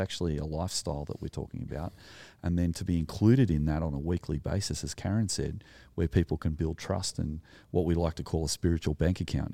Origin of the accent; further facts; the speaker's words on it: Sydney, New South Wales, Australia; also born or lived in Narrandera, New South Wales; I grew up in the Sullen Shire, surrounded by A, A, Anglo people, and I didn't know any Aboriginal people growing up until we moved to the country in Narandra in New South Wales.